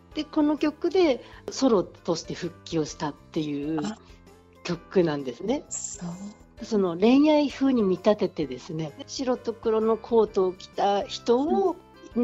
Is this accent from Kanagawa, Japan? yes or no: no; Sendai, Miyagi, Japan; 私の故郷の宮城県仙台市